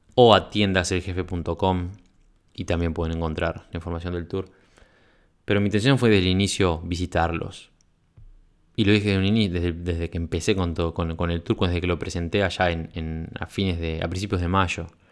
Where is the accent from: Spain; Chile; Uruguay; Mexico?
Uruguay; venía de Uruguay